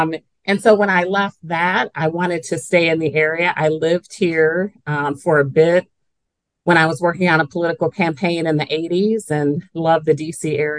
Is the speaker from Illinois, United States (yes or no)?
yes; Evanston, Illinois, United States; moved away as an adult; also born or lived in Chicago, Illinois; now in Falls Church, Virginia, United States; I'm from Evanston.